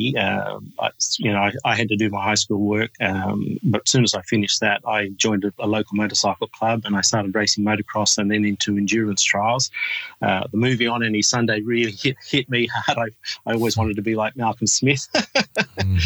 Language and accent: English; Sydney, New South Wales, Australia; I'm from Sydney, Australia